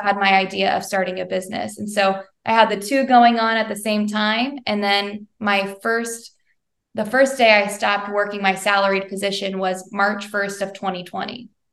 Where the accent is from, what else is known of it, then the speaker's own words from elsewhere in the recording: Bedford, Indiana, United States; now in Westfield, United States; I'm a Hoosier gal through and through. I grew up in Southern Indiana, in Bedford, Indiana